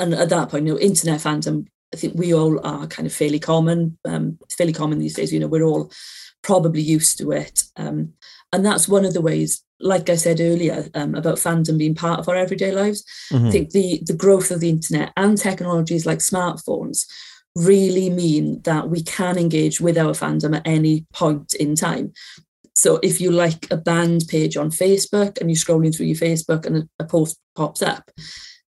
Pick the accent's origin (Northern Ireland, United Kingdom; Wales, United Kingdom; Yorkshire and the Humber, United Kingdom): Wales, United Kingdom; Aberdare; I'm from Wales, I went to a school in Wales